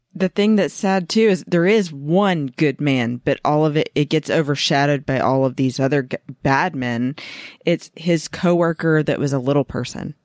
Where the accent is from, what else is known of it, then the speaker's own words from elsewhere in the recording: Georgia, United States; my home state of Georgia